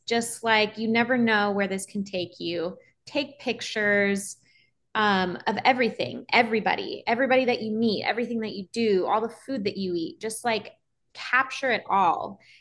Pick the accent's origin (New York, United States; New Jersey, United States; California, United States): California, United States; Los Angeles; I am born and raised in Los Angeles, California